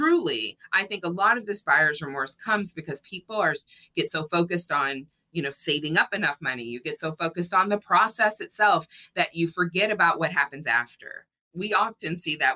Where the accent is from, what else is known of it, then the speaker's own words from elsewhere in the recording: Texas, United States; moved away; also born or lived in Washington, D.C.; I grew up in Texas